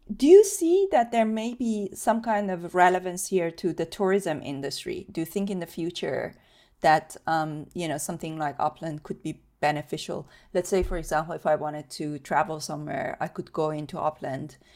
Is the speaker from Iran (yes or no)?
yes; Iran; moved away; I grew up in Iran